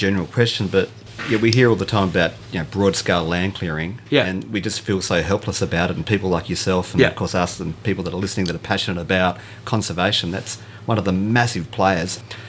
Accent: Adelaide, South Australia, Australia; we're from Adelaide. We're south of the dog fence.

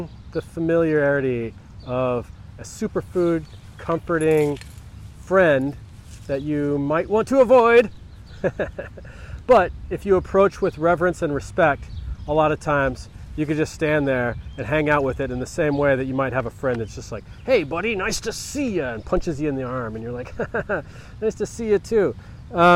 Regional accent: United States; I'm an American.

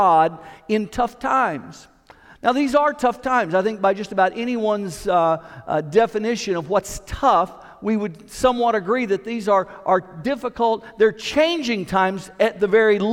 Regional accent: Knoxville, Tennessee, United States; I grew up in Knoxville

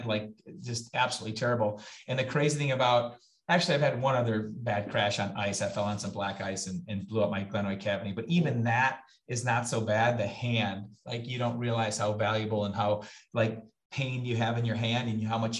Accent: Kenosha, Wisconsin, United States; my hometown. It's Kenosha, Wisconsin. That's where I was born and raised

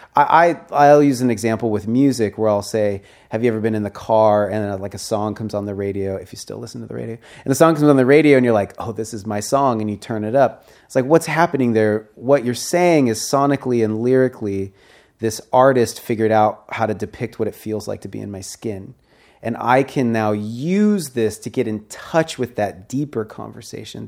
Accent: Seattle, Washington, United States; I grew up in Seattle

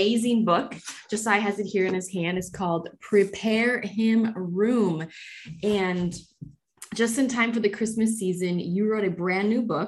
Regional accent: North Dakota, United States; I grew up in North Dakota, so it's always very snowy, very cold

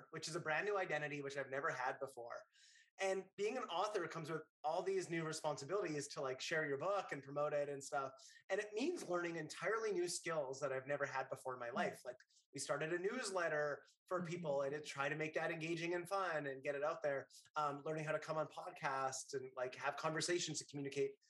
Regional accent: Northern Canada, Canada; moved away as an adult; now in New York City, United States; When I was a kid, I grew up in Northern Canada

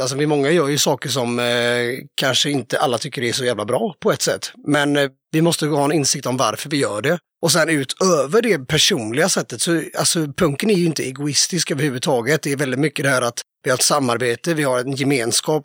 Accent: Kungsbacka, Halland County, Sweden; moved away as an adult; also born or lived in Varberg; now in Mölndal, Sweden; Jag är från Kungsbacka, så det är ju kranskommun kan man säga. Men jag bor i Mölndal

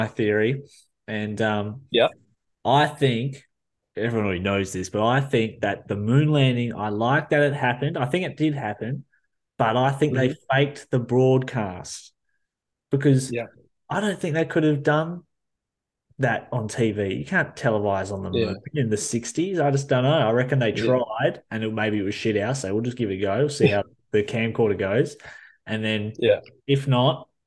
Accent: New Zealand; now in Australia; I'm from New Zealand, but still I live here

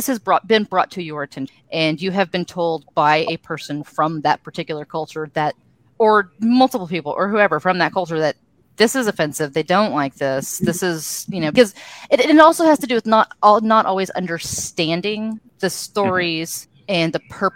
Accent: Texas, United States; a 46-year-old white woman who was born and raised in Texas

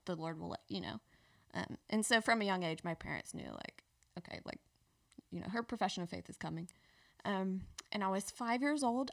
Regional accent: Petal, Mississippi, United States; moved away as an adult; now in Birmingham, United States; I grew up in South Mississippi

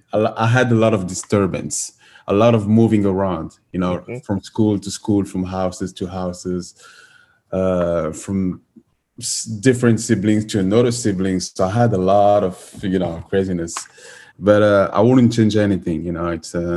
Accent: Brussels, Brussels-Capital Region, Belgium; English is a second language; moved away as an adult; now in United States; from the DRC, Democratic Republic of Congo. Ah, and I was actually born and raised in Belgium. I grew up in Brussels, the capital of Europe and Belgium.

